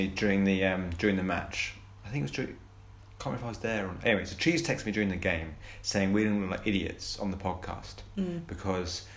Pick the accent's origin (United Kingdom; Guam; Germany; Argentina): United Kingdom; Colchester, East of England; I grew up in Colchester